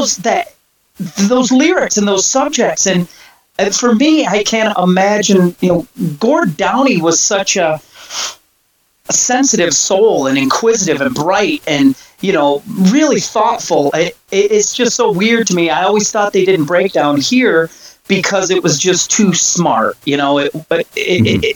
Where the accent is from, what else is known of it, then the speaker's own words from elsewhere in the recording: United States; as an American, as a younger American